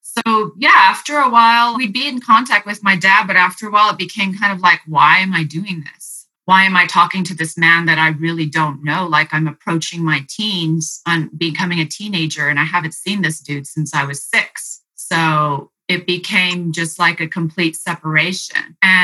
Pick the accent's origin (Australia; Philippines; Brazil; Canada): Philippines; also born or lived in Japan; I grew up in the Philippines with Berg, and I also was in Japan with Berg.